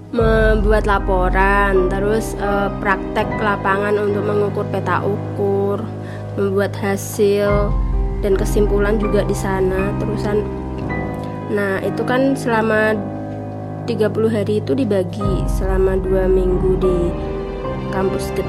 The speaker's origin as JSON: {"language": "Indonesian", "town": "Pati", "region": "Central Java", "country": "Indonesia", "said": "Saya berasal dari Pati"}